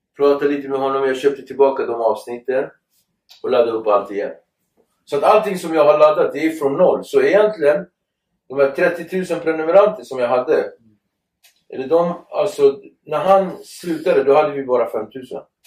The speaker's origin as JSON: {"language": "Swedish", "town": "Nacka", "region": "Stockholm County", "country": "Sweden", "tie": "born or raised there", "said": "Jag är uppväxt i Nacka"}